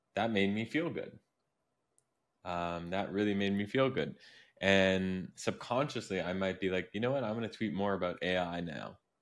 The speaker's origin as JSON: {"language": "English", "country": "Canada", "tie": "born or raised there", "said": "I grew up in Canada, which isn't exactly, like, New York City"}